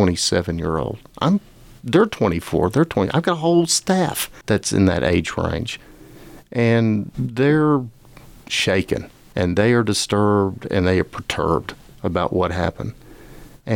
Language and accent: English; Lubbock, Texas, United States; also born or lived in Madison, Wisconsin / Austin / San Diego / Phoenix; I grew up in Lubbock, and my family was affected by the 1970 tornado